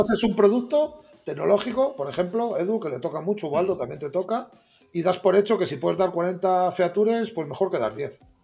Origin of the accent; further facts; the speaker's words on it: Salamanca, Castile and León, Spain; yo como vosotros dos soy de Salamanca